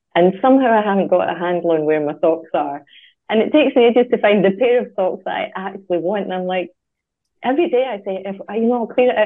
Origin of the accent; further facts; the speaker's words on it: Scotland, United Kingdom; moved away; When I was growing up in Scotland